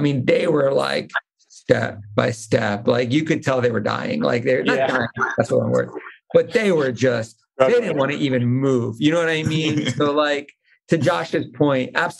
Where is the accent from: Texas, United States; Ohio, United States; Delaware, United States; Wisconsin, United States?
Delaware, United States; I'm from Delaware, right? I live in Delaware.